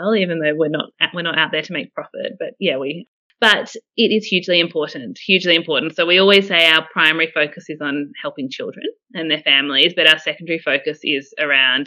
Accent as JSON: {"language": "English", "town": "Canberra", "region": "Australian Capital Territory", "country": "Australia", "tie": "born or raised there", "said": "I am not quite born, but definitely bred in Canberra. So I've been in Canberra since I was four. So I'm definitely a Canberran"}